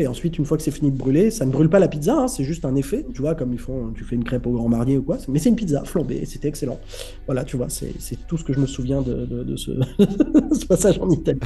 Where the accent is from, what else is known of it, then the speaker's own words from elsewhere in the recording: Cannes, Provence-Alpes-Côte d'Azur, France; moved away as an adult; also born or lived in Paris; je suis né à Cannes. Euh, à 18 ans, je suis monté à Paris